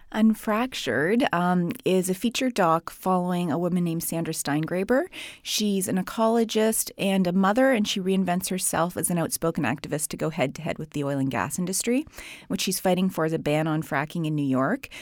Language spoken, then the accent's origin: English; Canada; I'm from Canada.